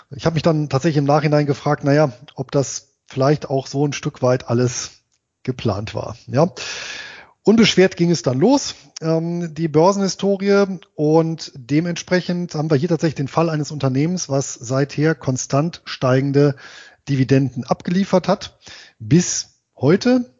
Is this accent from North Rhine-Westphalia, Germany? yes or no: yes; Bonn, North Rhine-Westphalia, Germany; ich bin ja in Bonn geboren und im Bonner Umland groß geworden.